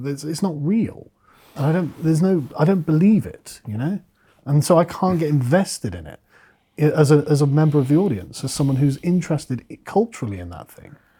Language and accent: English; England, United Kingdom; as an Englishman